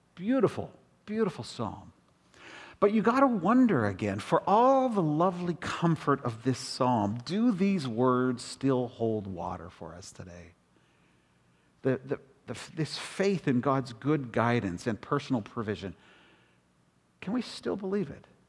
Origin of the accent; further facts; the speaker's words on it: Toronto, Ontario, Canada; moved away; also born or lived in Calgary / Western Canada / United States; I was raised up in Rexdale, in the hood of Rexdale